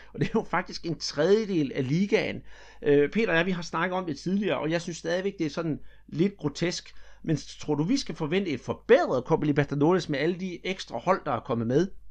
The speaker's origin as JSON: {"language": "Danish", "country": "Denmark", "said": "her hjemme i Danmark"}